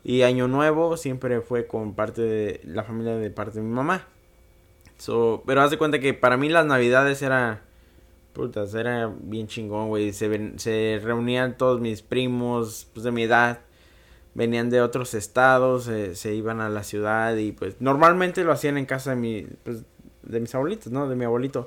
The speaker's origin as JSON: {"language": "Spanish", "country": "Mexico", "tie": "born or raised there", "moved": "yes", "lives_now": "United States", "said": "yo crecí mucho en México. Ahora sí que la mitad de mi vida fue en México y la mitad la estoy viviendo acá."}